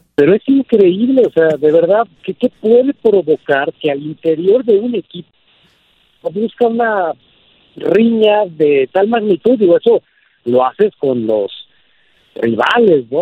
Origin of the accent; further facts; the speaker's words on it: Mexico; nada nos haría más felices como mexicanos